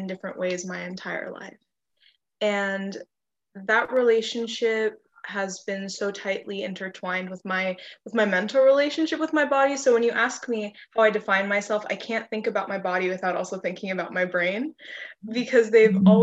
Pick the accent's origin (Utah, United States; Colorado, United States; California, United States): California, United States; Hilmar; moved away as an adult; also born or lived in Stanislaus, California; now in Bloomington, United States; I'm from Hillmar, California, and I just moved to Bloomington August of this year.